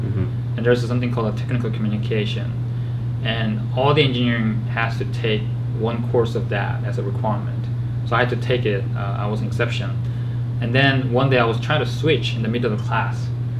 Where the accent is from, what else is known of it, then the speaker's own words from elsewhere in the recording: Georgia, United States; So I grew up in Georgia once I moved here.